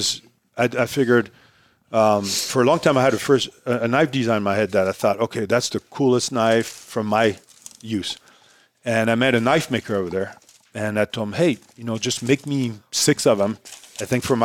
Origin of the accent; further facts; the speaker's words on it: Paris, Île-de-France, France; first language French; English is a second language; moved away as an adult; also born or lived in Miami / Santa Fe; now in United States; I was born in France, in Paris. My mom is French. My dad's Hungarian.